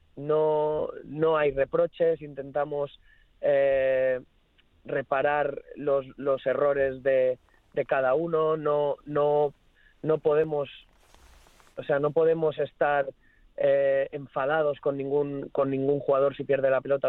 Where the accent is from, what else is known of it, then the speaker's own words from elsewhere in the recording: Nules, Valencian Community, Spain; now in England; toda mi gente allí en, mi pueblo, Nules